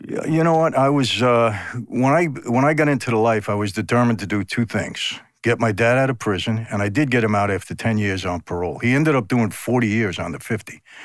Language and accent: English; New York City, New York, United States; also born or lived in Long Island; when I was a kid growing up in Brooklyn, Long Island